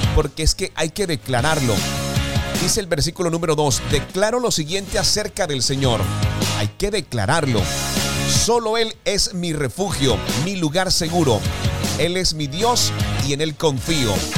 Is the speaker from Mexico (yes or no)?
no; Colombia; desde nuestro país Colombia